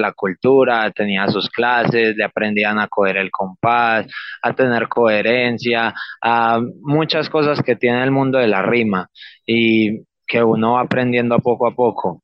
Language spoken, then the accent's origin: Spanish; Copacabana, Antioquia, Colombia; yo soy de Copacabana, em, exactamente en el barrio Pedregal